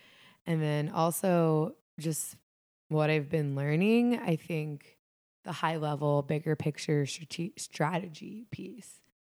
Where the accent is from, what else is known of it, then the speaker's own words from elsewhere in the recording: Fairfield, Ohio, United States; also born or lived in Cleveland; Well, I grew up in Cincinnati. Well, I grew up in Greater Cincinnati. I grew up in Fairfield, Ohio, which is about 30 minutes north of here, northwest.